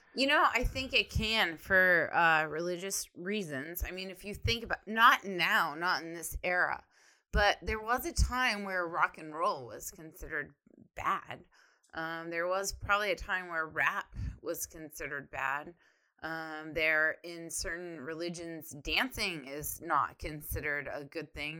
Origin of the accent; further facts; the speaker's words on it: Ohio, United States; now in Texas, United States; I am from Ohio, and then I moved to Texas